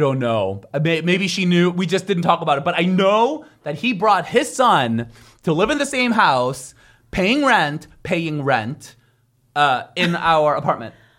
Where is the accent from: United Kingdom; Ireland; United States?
United States; San Francisco, California; also born or lived in Korea; San Francisco